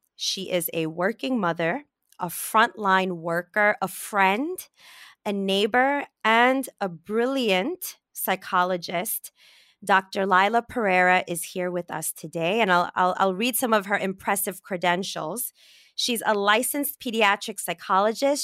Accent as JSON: {"language": "English", "town": "New York City", "region": "New York", "country": "United States", "tie": "born or raised there", "said": "I grew up in Brooklyn"}